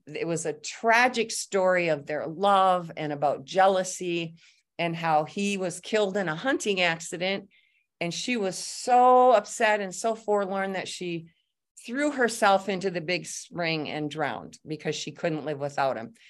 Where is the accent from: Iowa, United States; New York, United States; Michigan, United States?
Michigan, United States; Lower; also born or lived in North Carolina; now in Manistique, United States; We all grew up in Lower Michigan